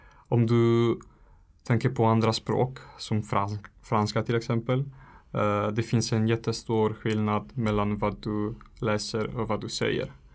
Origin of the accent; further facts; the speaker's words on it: Italy; Swedish is a second language; moved away as an adult; now in Handen, Sweden; jag kommer från Italien.